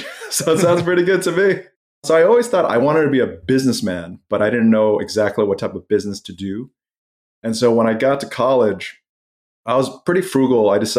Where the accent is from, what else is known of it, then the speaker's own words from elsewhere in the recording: Malaysia; I had a lot of friends growing up in Malaysia, where I went to middle school